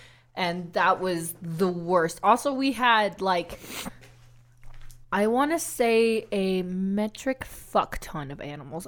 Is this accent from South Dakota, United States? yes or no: yes; South Dakota, United States; I grew up in South Dakota with five of them.